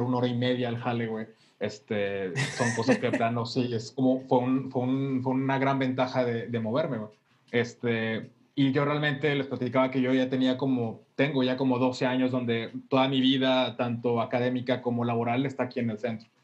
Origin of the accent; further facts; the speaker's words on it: Monterrey, Nuevo León, Mexico; also born or lived in Paseo de Cumbres; yo crecí eh, realmente en Mitras